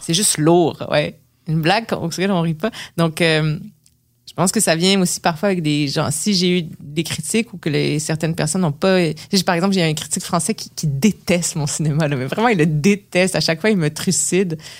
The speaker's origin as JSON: {"language": "French", "region": "Quebec", "country": "Canada", "accent": "québécois", "said": "si j'arrivais avec un accent québécois"}